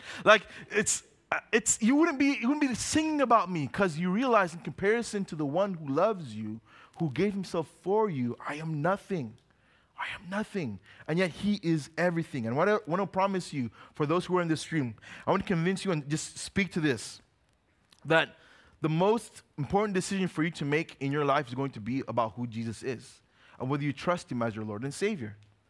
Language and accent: English; Uganda; Now, when I was growing up, we grew up in Uganda. We come back to visit the States every 5 or so years.